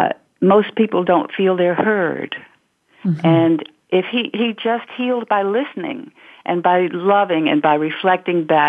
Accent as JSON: {"language": "English", "town": "Batesville", "region": "Mississippi", "country": "United States", "tie": "born or raised there", "moved": "as an adult", "said": "that was a wonderful place to grow up and a wonderful place to leave when I got to be 18"}